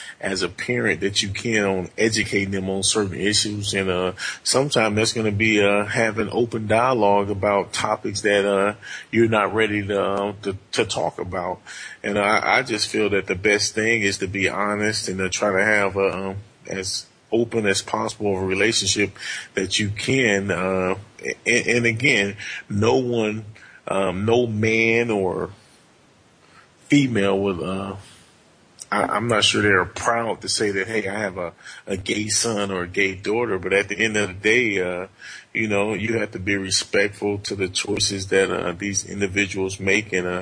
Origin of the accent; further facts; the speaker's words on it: Montgomery, Alabama, United States; now in Michigan, United States; I grew up in Montgomery, Alabama